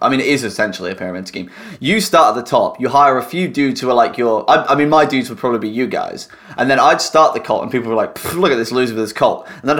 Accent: United Kingdom; We're all British.

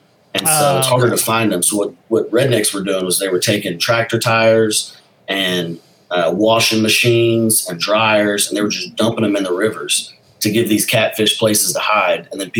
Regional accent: Texas, United States; also born or lived in Alpine, Texas / Florence, Texas; I was born in Alpine, Texas, which is out by Big Bend. I was an uh-oh baby in college.

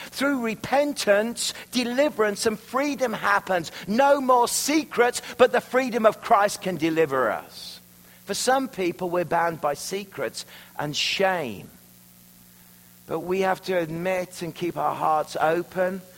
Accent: Worcestershire, West Midlands, United Kingdom; moved away as an adult; now in Canada; I'm from Worcestershire, where the sauce comes from

